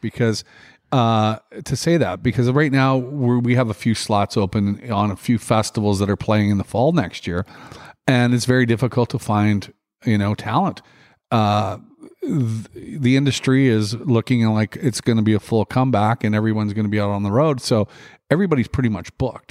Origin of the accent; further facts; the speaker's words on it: Regina, Saskatchewan, Canada; in Regina, which is my hometown.